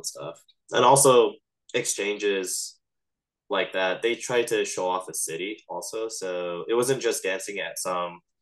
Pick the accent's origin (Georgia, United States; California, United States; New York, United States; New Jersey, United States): California, United States; Los Angeles; I was from Los Angeles